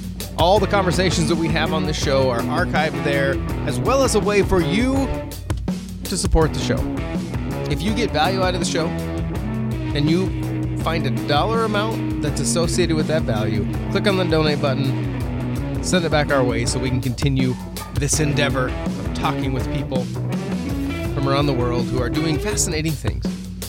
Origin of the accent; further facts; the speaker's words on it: Oregon, United States; I grew up watching rodeo in Oregon. And because I'm considerably older than you are